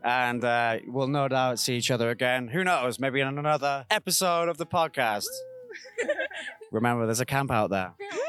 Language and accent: English; United Kingdom; as a British guy